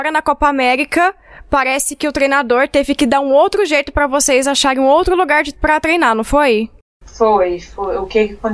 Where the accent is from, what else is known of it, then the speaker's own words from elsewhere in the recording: Goiânia, Goiás, Brazil; Sim, eu sou de Goiânia.